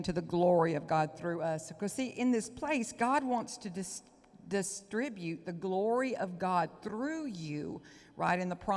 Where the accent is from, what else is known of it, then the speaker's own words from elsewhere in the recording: Onalaska, Texas, United States; accent: Southern; I'm a housewife from Onalaska, Texas